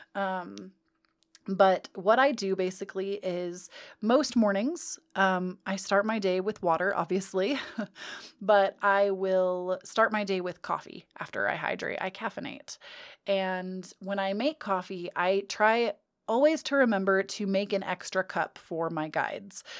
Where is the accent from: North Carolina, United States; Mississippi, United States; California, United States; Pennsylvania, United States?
California, United States; I'm born and raised in California